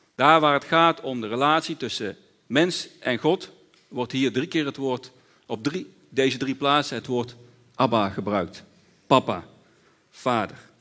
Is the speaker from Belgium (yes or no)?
no; Netherlands